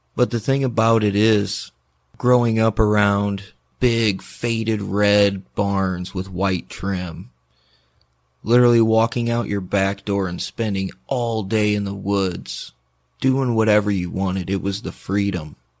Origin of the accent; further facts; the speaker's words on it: Indiana, United States; I'm from Indiana